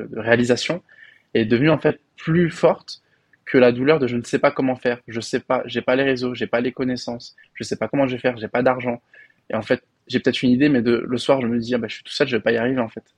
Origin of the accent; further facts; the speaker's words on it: Paris, Île-de-France, France; moved away as an adult; also born or lived in Belgium; now in Dubai, United Arab Emirates; moi, j'ai grandi à Paris, dans le 19e arrondissement